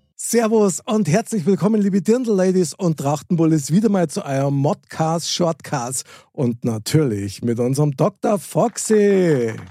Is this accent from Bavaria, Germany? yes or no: yes; Munich, Bavaria, Germany; moved away; also born or lived in Fürstenfeldbruck; ich bin direkt in der Stadtmitte aufgewachsen von München.